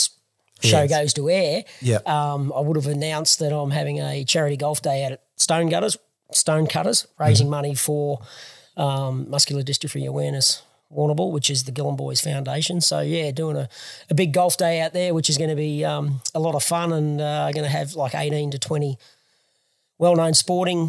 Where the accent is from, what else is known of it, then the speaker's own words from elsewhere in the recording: Warrnambool, Victoria, Australia; Born and bred in Warrnambool back in 1974